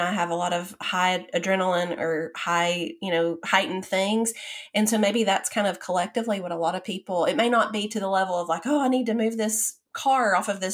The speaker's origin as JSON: {"language": "English", "town": "Chattanooga", "region": "Tennessee", "country": "United States", "tie": "born or raised there", "moved": "yes", "said": "my hometown of Chattanooga"}